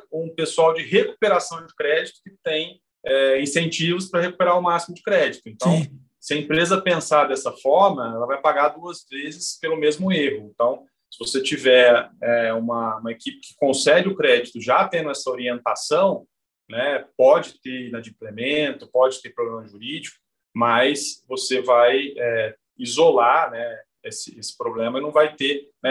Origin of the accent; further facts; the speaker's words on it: Mococa, São Paulo, Brazil; E eu sou de Mococa, que também tem tradição é, no café, né?